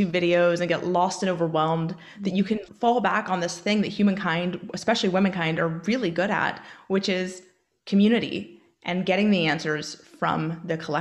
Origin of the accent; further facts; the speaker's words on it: Oregon, United States; moved away as an adult; now in Northern Ireland, United Kingdom; so I do live in Northern Ireland. and I am from Oregon, and I'm looking to move back.